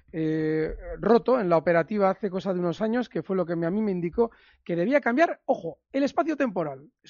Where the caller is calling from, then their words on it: Alcobendas, Community of Madrid, Spain; de Alcobendas